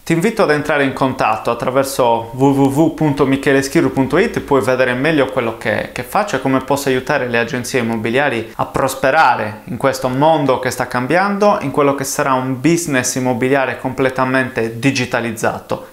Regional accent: Sardinia, Italy; also born or lived in London, United Kingdom / Bristol, United Kingdom; Sono sardo, la mia agenzia era in Sardegna

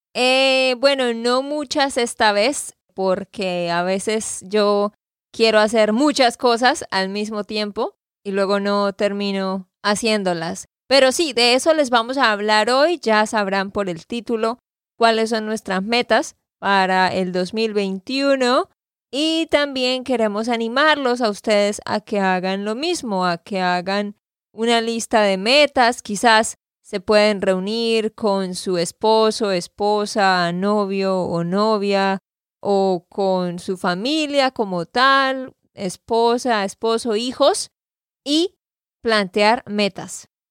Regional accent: Santander, Colombia; de Santander, Colombia

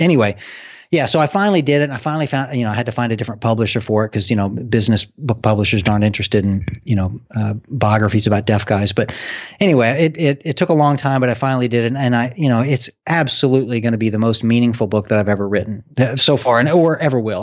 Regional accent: Arkansas, United States; now in Cincinnati, United States; the state of Arkansas, I am

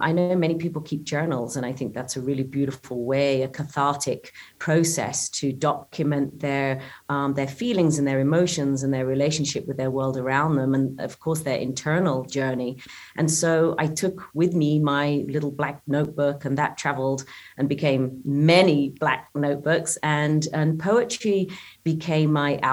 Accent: Cambridgeshire, East of England, United Kingdom; moved away as an adult; also born or lived in Italy; I did have the privilege of growing up in the English countryside of Cambridgeshire

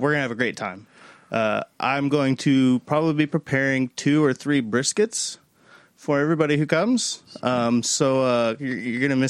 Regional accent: Round Rock, Texas, United States; Austin is where I'm from. I grew up just north in Round Rock. I've been there my whole life.

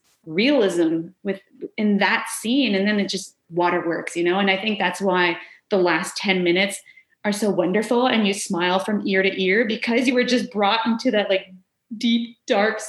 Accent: Kanesatake, Quebec, Canada; I was in a small village. I'm from Gunnestaugé, so I was at the local Oka video store

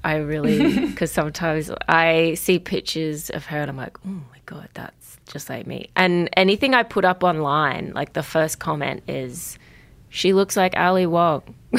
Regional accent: Brisbane, Queensland, Australia; born there; So I was born in Brisbane

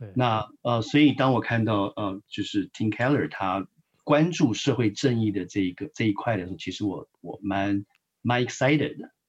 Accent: Taiwan; moved away as an adult; now in United States; 我们都是从台湾来的，我们的嗯。背景很相似。那我自己在很传统的教会长大

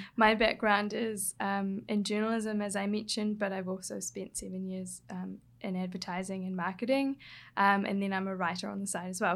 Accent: Hawke's Bay, New Zealand; moved away; I grew up in Hawke's Bay in New Zealand, so that's on the coast, east coast, of the North Island

